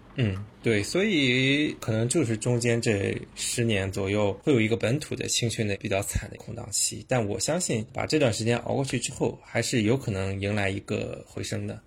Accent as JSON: {"language": "Chinese", "country": "China", "said": "我们是中国人啊，中国人"}